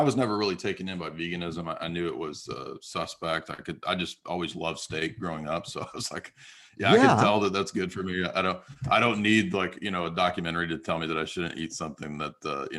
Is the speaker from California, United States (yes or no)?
yes; San Diego, California, United States; also born or lived in Southern US; I'm just a American-born, Southern-born, actually, guy who, my dad was in the Navy, so I grew up in San Diego for many years.